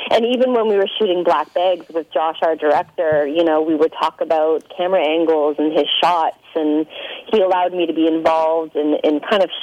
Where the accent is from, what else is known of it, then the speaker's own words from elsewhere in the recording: Toronto, Ontario, Canada; Uh, Toronto, Canada.